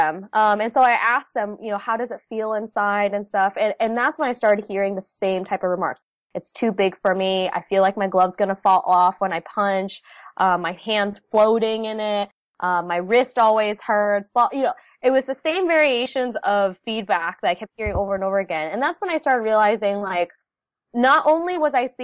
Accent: United States; first language Vietnamese; English is a second language; I was born in the States, but I spoke only Vietnamese growing up.

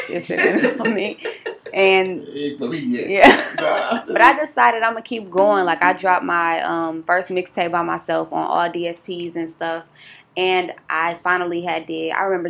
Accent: Milwaukee, Wisconsin, United States; I'm originally from Milwaukee, Wisconsin. I'm a Midwest

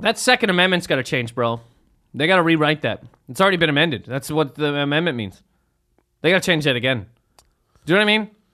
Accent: Canada; I'm from Canada.

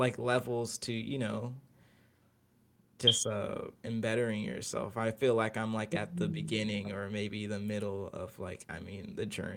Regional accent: Maryland, United States; also born or lived in Philadelphia; I'm from Maryland

